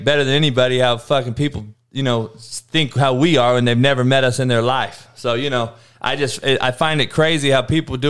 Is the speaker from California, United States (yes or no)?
yes; Cypress, California, United States; where I grew up out here in Cyprus